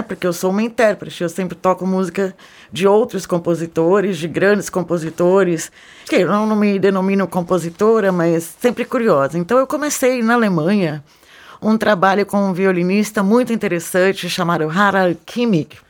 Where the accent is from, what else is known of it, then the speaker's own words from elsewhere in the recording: São Paulo, Brazil; moved away as an adult; also born or lived in Germany; Eu nasci em São Paulo